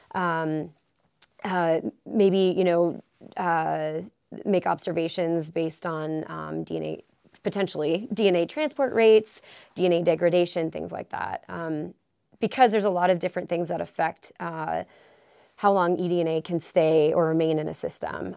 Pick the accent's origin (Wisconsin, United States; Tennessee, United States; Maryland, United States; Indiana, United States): Wisconsin, United States; moved away as an adult; now in Alaska, United States; I am originally from Wisconsin